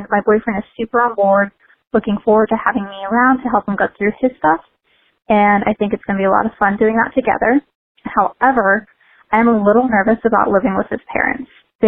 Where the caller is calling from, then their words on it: Richmond, Kentucky, United States; also born or lived in Colorado; I'm calling from Richmond, Kentucky. And within the next weeks, I'll be moving back to Colorado.